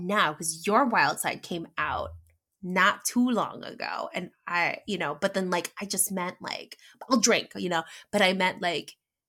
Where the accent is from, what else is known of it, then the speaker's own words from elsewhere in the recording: Los Angeles, California, United States; accent: valley girl; English is a second language; my exaggerated accent was valley girlish, like almost kind of a little bit like mine right now, because I was from LA, you know. I learned English